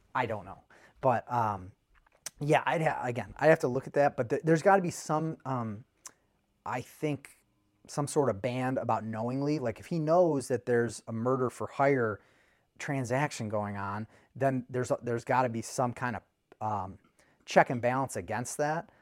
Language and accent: English; United States; I'm an American